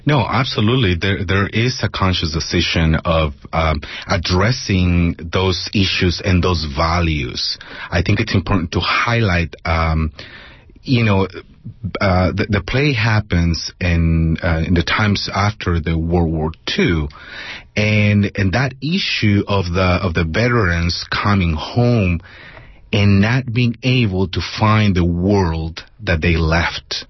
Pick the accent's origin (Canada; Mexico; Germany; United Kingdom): Mexico; Mexico City; moved away as an adult; also born or lived in Bay Area, California; now in San Jose, United States; I was born and raised in Mexico City and I came here when I was already a, um, a young adult.